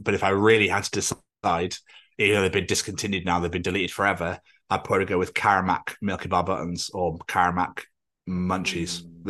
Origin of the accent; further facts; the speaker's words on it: Scotland, United Kingdom; I come from Scotland